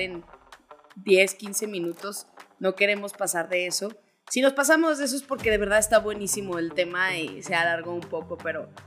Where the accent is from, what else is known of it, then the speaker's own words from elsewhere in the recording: Zacatecas, Mexico; now in Guadalajara, Mexico; soy de Zacatecas, tengo ya casi 10 años viviendo en Guadalajara